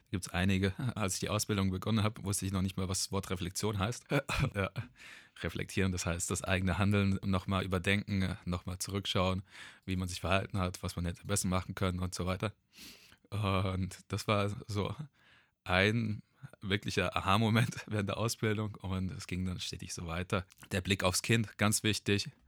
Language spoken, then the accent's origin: German; Darmstadt, Hesse, Germany; stattdessen habe ich mich dann in Eberstadt Süd, wo ich aufgewachsen bin, auf der Straße bzw. an der Schule äh, aufgehalten